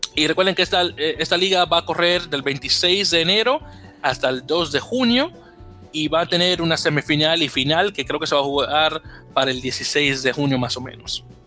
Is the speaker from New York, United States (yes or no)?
yes; New York, United States; Yo como neoyorquino